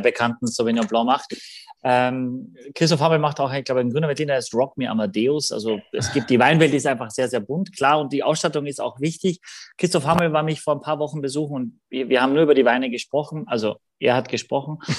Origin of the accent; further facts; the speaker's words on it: Gallizien, Carinthia, Austria; mein Heimatort ist Galizien in Österreich mit zwei L